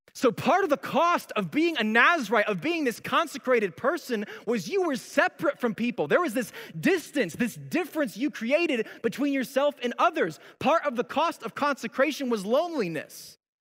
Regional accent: Colorado Springs, Colorado, United States; I remember growing up in Colorado Springs

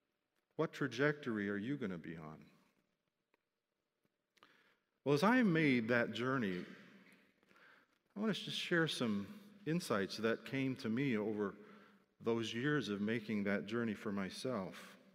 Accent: Philippines; I was very used to cross-cultural living, born and growing up in the Philippines.

